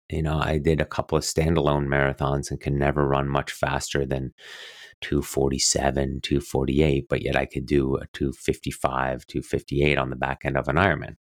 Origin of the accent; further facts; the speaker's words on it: near Roth, Bavaria, Germany; moved away; it was still in Roth, um, um, just outside of, um, my hometown, actually, where my brother and my parents lived